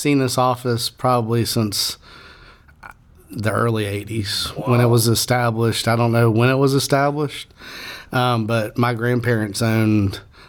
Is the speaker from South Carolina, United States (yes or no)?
yes; Irmo, South Carolina, United States; also born or lived in Fayetteville, North Carolina; I'm originally from Irmo. Grew up right by Dutch Fork High School. Watched the high school be built.